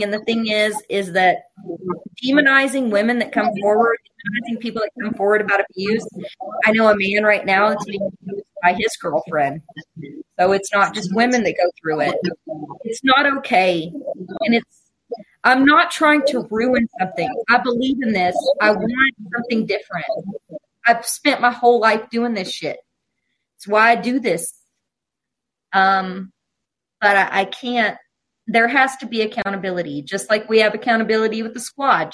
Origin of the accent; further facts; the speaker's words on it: Appalachia, United States; I'm from Appalachia. I grew up in a trailer park.